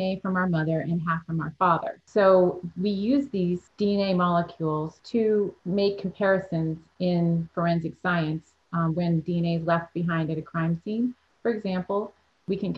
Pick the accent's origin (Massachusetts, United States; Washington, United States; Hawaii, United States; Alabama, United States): Massachusetts, United States; moved away as an adult; now in Florida, United States; I grew up in Massachusetts and moved to Florida to come to college